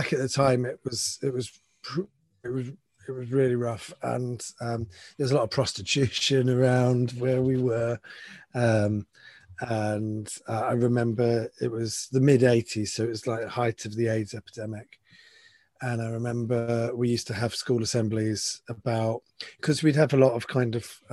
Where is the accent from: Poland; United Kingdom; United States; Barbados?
United Kingdom; St Albans, East of England; now in London, United Kingdom; I was born in London. I was born at St. Bartholomew's Hospital in London, which I think is within the Bow Bells, which means that I'm technically a Cockney